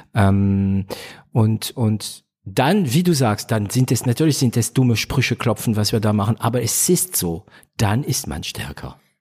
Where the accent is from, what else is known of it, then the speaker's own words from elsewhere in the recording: Stuttgart / Heilbronn, Swabia, Baden-Württemberg, Germany; also born or lived in France; ich bin stolzer Schwabe, stolzer, ja, Stuttgarter, Heilbronner